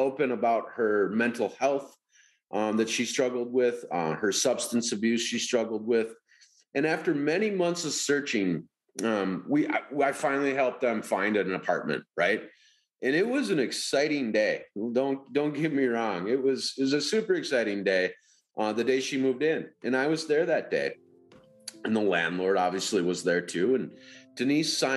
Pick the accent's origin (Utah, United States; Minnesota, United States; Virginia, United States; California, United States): Minnesota, United States; Minneapolis; I grew up here in the Twin Cities.